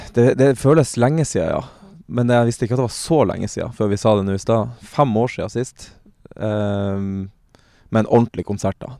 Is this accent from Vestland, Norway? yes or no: no; Lofoten, Nordland, Norway; moved away; jeg er fra Lofoten